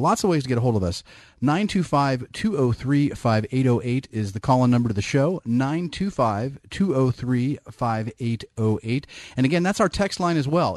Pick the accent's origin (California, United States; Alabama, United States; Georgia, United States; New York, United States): California, United States; Bay Area; I'm born and bred in the Bay Area.